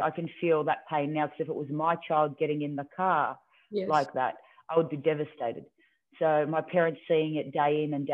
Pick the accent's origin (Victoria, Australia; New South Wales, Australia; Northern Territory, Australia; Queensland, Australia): Victoria, Australia; Melbourne; when I was in my teenage years, I moved from Melbourne, and then we moved further out closer